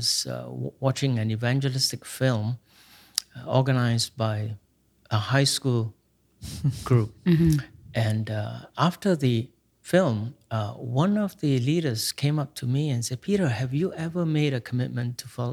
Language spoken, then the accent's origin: English; Singapore; I grew up in Singapore